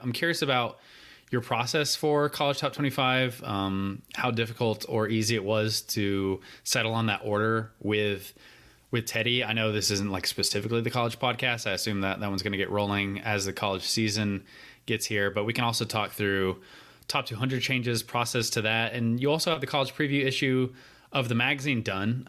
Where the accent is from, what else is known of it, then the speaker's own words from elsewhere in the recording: North Carolina, United States; how great my home state is